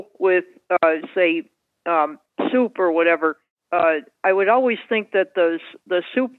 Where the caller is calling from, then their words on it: Springfield, Massachusetts, United States; I'm calling from Springfield, Massachusetts.